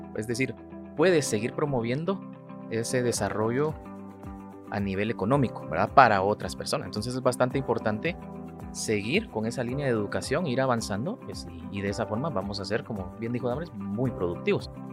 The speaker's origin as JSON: {"language": "Spanish", "country": "Guatemala", "said": "todos los ciudadanos que vivimos en Guatemala"}